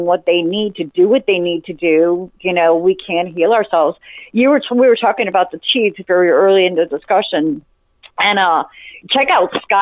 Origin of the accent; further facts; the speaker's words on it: Chicago, Illinois, United States; now in Louisiana, United States; I was born and raised in Chicago and ran around barefoot all the time